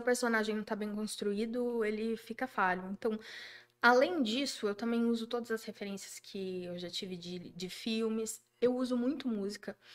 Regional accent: Juiz de Fora, Minas Gerais, Brazil; accent: mineiro; now in Jundiaí, Brazil; Eu sou de Juiz de Fora

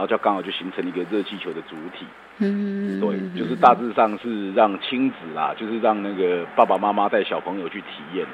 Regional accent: Yilan County, Taiwan; 因为我们宜兰人

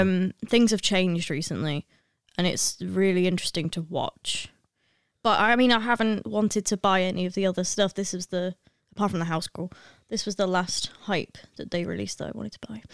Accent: Lancashire, North West England, United Kingdom; I'm from Lancashire

